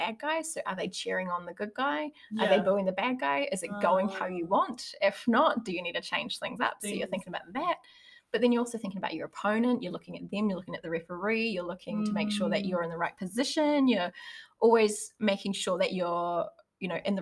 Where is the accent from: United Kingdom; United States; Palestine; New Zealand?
New Zealand; Hamilton, Waikato; now in Auckland, New Zealand; I'm from Hamilton originally